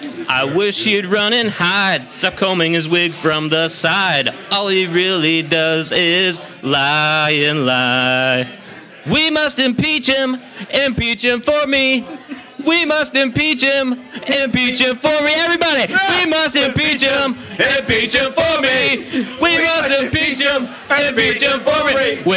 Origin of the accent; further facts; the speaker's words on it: Lewiston, Maine, United States; We're both from Lewiston. Who can tell?